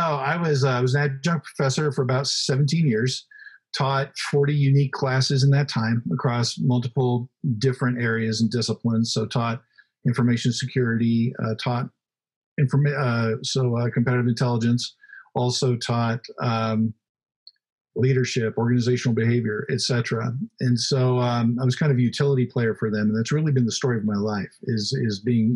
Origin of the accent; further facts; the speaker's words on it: Oklahoma, United States; I grew up in Oklahoma.